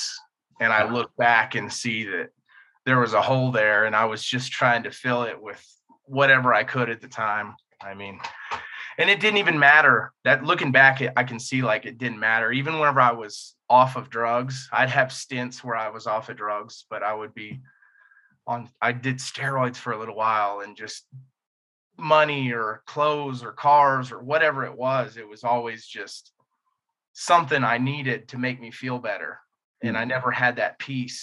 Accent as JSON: {"language": "English", "region": "Indiana", "country": "United States", "tie": "born or raised there", "said": "I grew up in Indiana, upper middle class white family"}